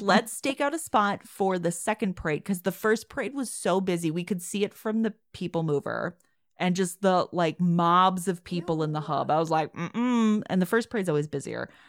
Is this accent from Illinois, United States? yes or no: yes; Chicago, Illinois, United States; accent: Midwestern; moved away; I grew up in Chicago